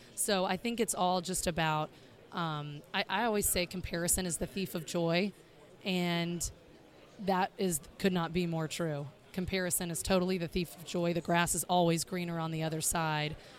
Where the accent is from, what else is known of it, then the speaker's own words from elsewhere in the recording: the South, United States; also born or lived in Chicago; now in Miami, United States; we are from the South, my husband's from the South as well, Alabama and Mississippi